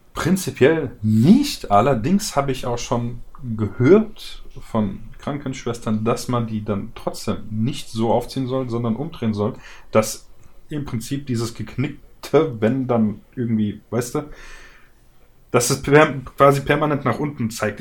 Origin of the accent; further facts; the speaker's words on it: Germany; bei uns in Deutschland